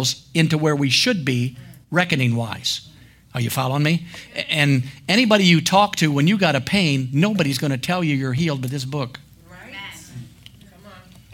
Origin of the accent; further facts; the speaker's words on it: Ohio, United States; moved away; I lived in Ohio. We went to a little school there